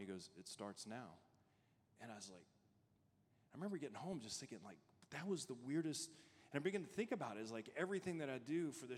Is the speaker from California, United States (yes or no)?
no; Louisiana, United States; moved away as an adult; also born or lived in Arizona; When we first got married, we moved to Arizona. We're both from Louisiana